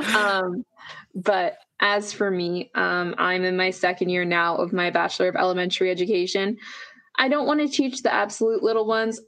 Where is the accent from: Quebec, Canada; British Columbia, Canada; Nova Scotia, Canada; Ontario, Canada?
Nova Scotia, Canada; now in Alberta, Canada; I grew up in Nova Scotia before I moved to Alberta